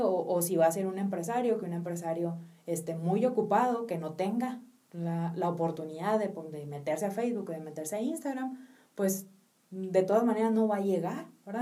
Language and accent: Spanish; Mexico; nosotros como mexicanos